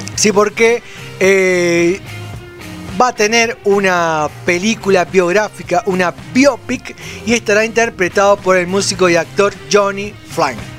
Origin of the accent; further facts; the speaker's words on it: Florencio Varela, Buenos Aires Province, Argentina; Nosotros somos de Florencia Varela